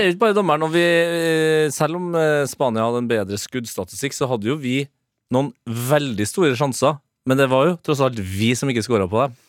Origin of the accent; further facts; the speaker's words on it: Trøndelag, Norway; som trønder